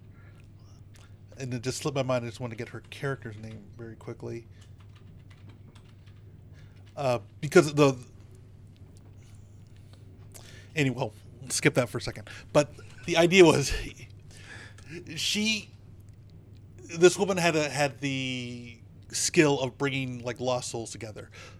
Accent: United States; as an American

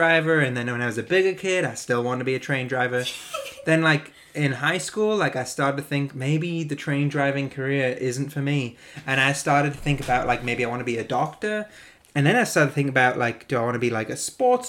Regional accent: North East England, United Kingdom; moved away; I used to live in the northeast of England

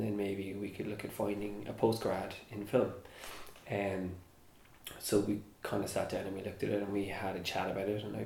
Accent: Cork, Munster, Ireland; growing up in Cork, there wasn't a film industry

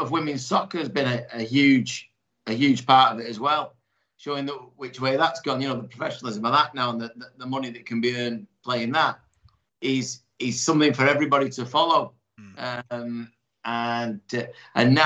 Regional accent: Salford, North West England, United Kingdom; a lad like me growing up in Salford

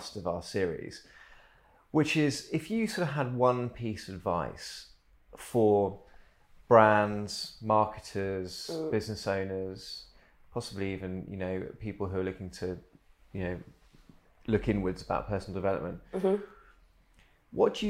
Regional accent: United Kingdom; we're British

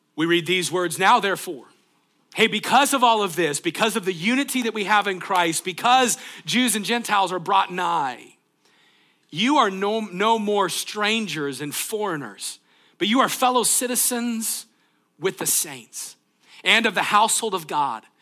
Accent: United States; being from the United States

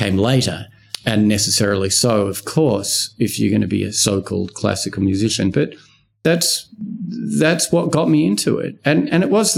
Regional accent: Wollongong, New South Wales, Australia; I grew up in Wollongong.

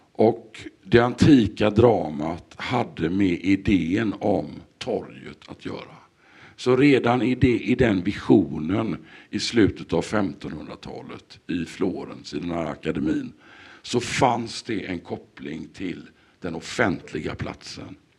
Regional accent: Sweden; vi som svenskar

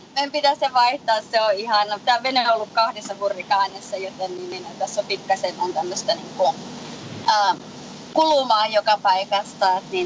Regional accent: Lapland, Finland; moved away as an adult; also born or lived in Colorado, United States; now in Florida, United States; mä olen lappilainen lähtejä

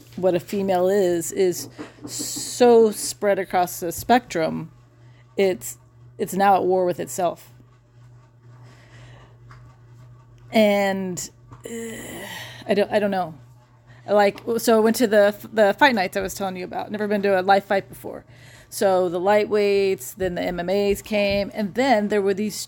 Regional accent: United States; as an American woman

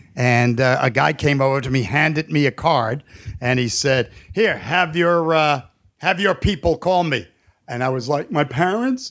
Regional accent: New York City, New York, United States; growing up in New York

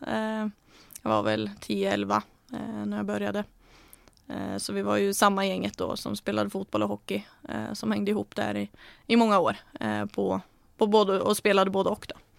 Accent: Norway; moved away; när jag var hemma nu så spelade jag med, eller tränade med Komet, eh, det är min moderklubb

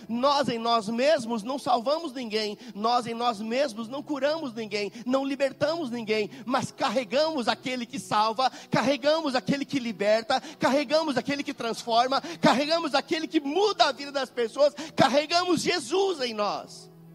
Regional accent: Rio Grande do Sul, Brazil; moved away as an adult; also born or lived in Belo Horizonte, Minas Gerais; now in Caxias do Sul, Brazil; Mas nós moramos em Belo Horizonte por muito tempo, mas não somos mineiros, não. Algumas pessoas pensam, ah, eles são mineiros. Não, nós somos quase mineiros, mas somos gaúchos

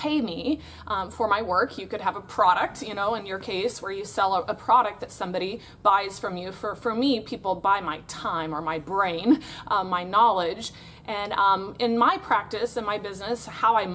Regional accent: Florida, United States; I am from Florida in the United States of America

